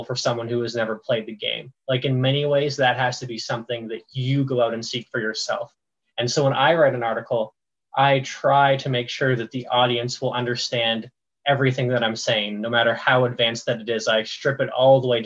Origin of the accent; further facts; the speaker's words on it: Ontario, Canada; I grew up in the middle of Hockeyville, Ontario